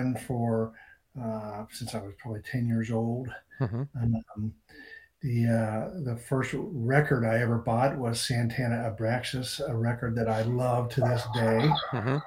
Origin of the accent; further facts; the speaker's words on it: Cincinnati, Ohio, United States; also born or lived in Reno, Nevada; now in Maine, United States; I grew up in Cincinnati.